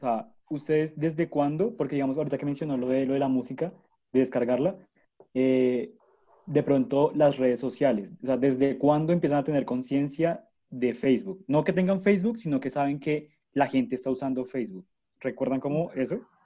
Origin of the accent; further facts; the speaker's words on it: near Zipaquirá, Cundinamarca, Colombia; yo nací en el 2000 también cerca de Zipaquirá